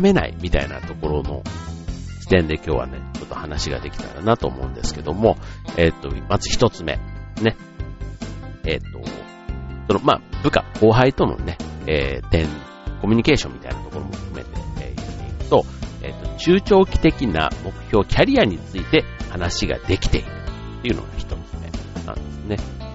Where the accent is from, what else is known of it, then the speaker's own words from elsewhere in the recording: Osaka, Japan; moved away; 僕の実家のある関西というか、ね、大阪